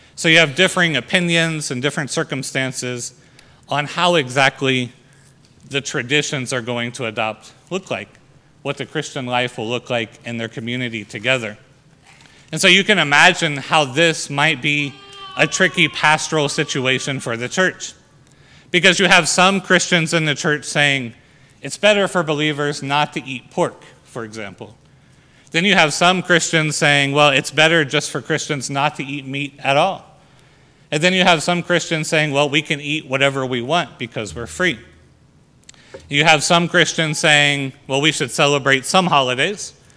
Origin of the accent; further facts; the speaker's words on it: United States; our freedom as Americans